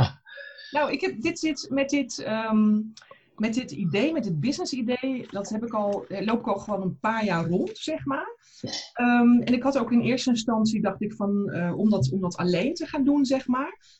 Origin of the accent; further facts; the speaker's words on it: South Holland, Netherlands; moved away as an adult; now in Berlin, Germany; Ik ben zuid vanuit Zuid-Holland naar Berlijn